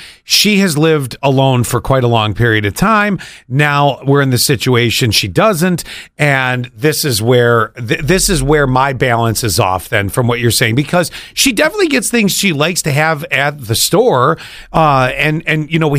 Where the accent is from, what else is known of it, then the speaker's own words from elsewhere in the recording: Buffalo, New York, United States; moved away; growing up in Buffalo, which is my hometown, and now I was a product of going to elementary school towards the later part of the 70s through high school, graduated in 89.